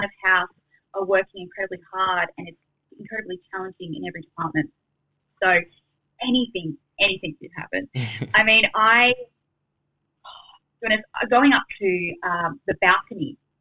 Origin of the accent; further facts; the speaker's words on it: Sydney, New South Wales, Australia; I was fortunate enough to stay in Sydney with my family, and yeah, I got to study in my hometown.